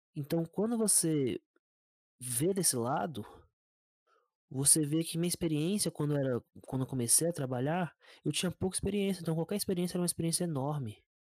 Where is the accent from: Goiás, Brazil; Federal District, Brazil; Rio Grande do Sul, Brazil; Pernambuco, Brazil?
Federal District, Brazil; Brasília; eu sou de Brasília